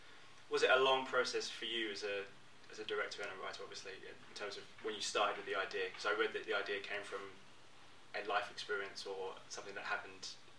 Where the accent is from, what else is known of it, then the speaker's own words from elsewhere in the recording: United Kingdom; as a Brit